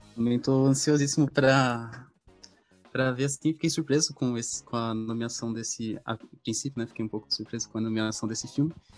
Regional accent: Brazil; a gente como brasileiro

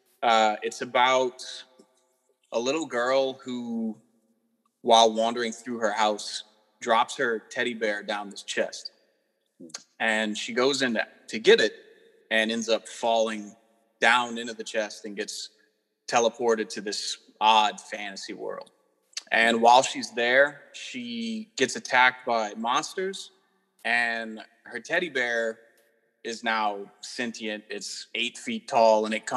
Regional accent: Southern Louisiana, United States; I'm from Southern Louisiana

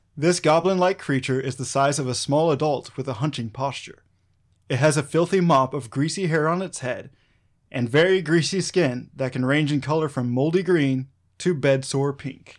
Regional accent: Arkansas, United States; a guy who's been born and raised in Arkansas

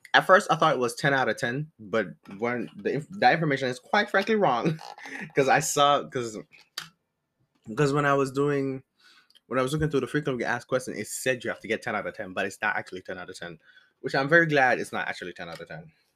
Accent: Jamaica; moved away as an adult; now in United States; I am Jamaican, and I came to, um, I came to America, like, five years ago

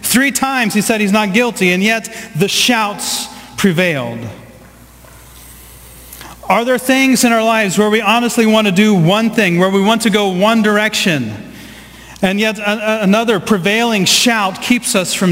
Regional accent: Southeast Ohio, United States; I grew up in the Midwest. I grew up in Southeast Ohio.

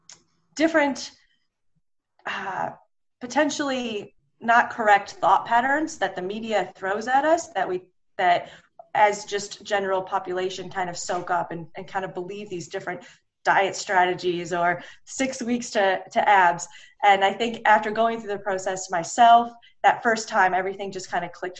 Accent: Detroit, Michigan, United States; also born or lived in Los Angeles / Sydney, Australia; Right now, I live in Detroit, Michigan, which is where I grew up

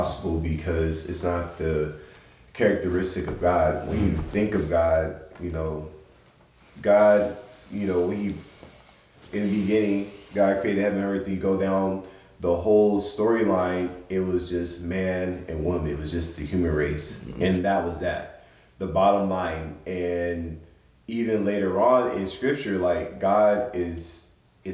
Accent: San Diego, California, United States; born and raised here

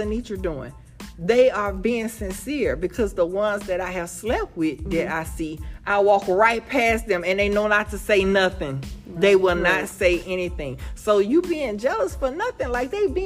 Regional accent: New Roads, Louisiana, United States; I'm from New Rose

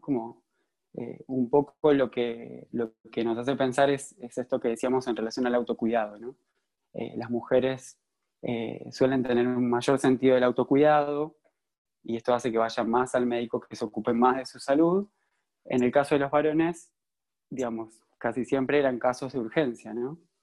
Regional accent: San Pedro, Argentina; yo crecí en San Pedro, como dijo Lu, eh, una ciudad muy conservadora

